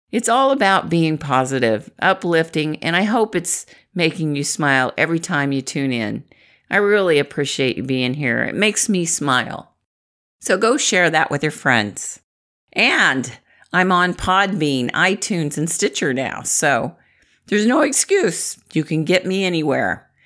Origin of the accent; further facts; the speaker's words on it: Midwest, United States; I'm from the Midwest